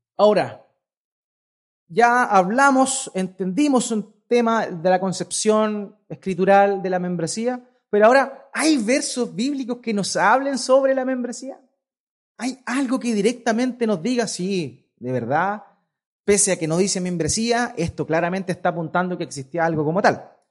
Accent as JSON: {"language": "Spanish", "country": "Chile", "tie": "born or raised there", "said": "Yo soy chileno, por naturaleza, nací chileno."}